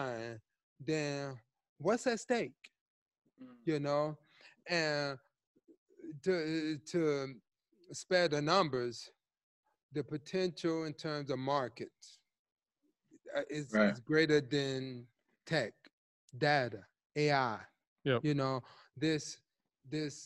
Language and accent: English; Chicago, Illinois, United States; also born or lived in New York / Atlanta; Teaching high school, growing up in Chicago